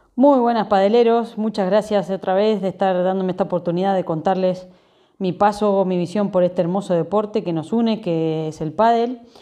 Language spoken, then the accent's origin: Spanish; Paraná, Entre Ríos, Argentina; moved away as an adult; also born or lived in Buenos Aires, Argentina; now in Spain; irme a vivir fuera de mi ciudad natal, en Paraná